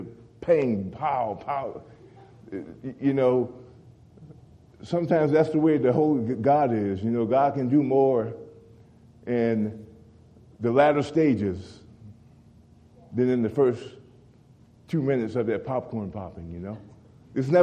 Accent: Louisiana, United States; now in Oklahoma, United States; growing up in Louisiana around alligators

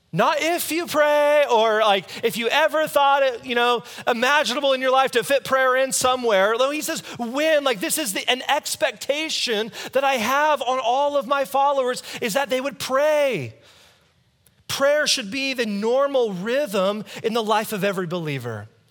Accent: United States; I'm American.

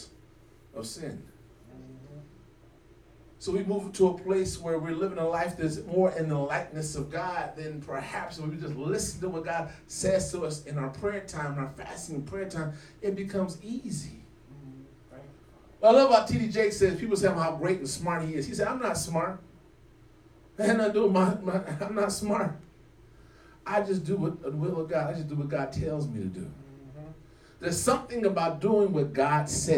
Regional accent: California, United States; also born or lived in Mecklenburg County, North Carolina; now in Charlotte, United States; I grew up in California, lived on the next to the beach

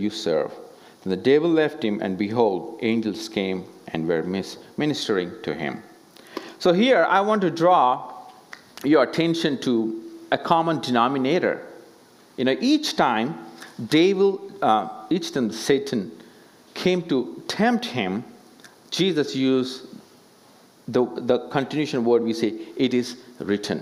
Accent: India; as an Indian

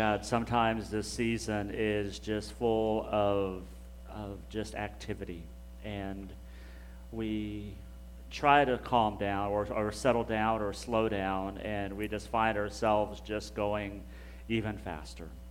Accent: Hutchinson, Kansas, United States; now in Garland, United States; I grew up in Hutchinson, Kansas, so I'm, I'm a Kansas boy

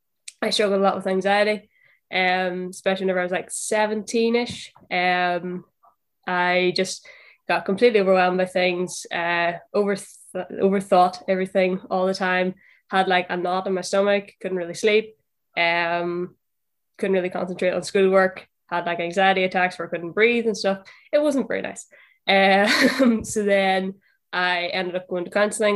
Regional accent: Northern Ireland, United Kingdom; accent: Northern Irish; moved away as an adult; now in Liverpool, United Kingdom; From the accent, you can tell I'm from Northern Ireland.

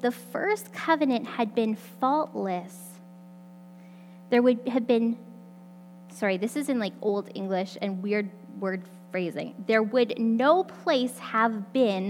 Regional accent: Alberta, Canada; I grew up in Alberta

